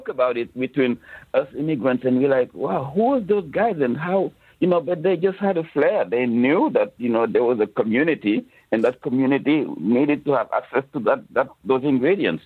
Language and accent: English; Senegal; moved away as an adult; now in New York, United States; I came from Senegal and the food is awesome there.